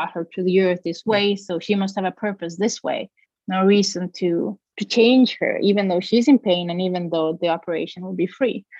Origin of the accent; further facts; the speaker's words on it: Costa Rica; moved away as an adult; I'm from Costa Rica